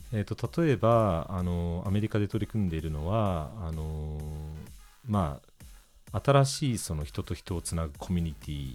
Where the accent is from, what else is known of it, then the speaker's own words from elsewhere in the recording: Kamakura, Kanagawa, Japan; moved away as an adult; also born or lived in United Kingdom; now in Paris, France; もう私あの鎌倉出身なんで